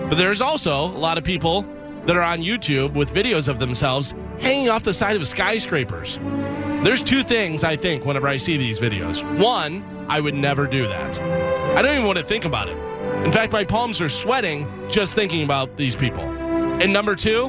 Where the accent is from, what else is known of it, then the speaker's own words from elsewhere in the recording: Illinois, United States; my friends growing up in Illinois